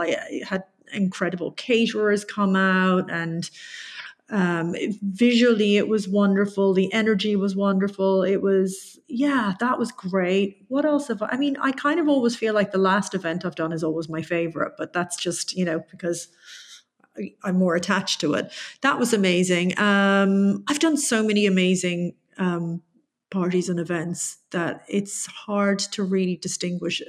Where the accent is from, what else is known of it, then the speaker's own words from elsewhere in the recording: Tipperary, Munster, Ireland; it's in my hometown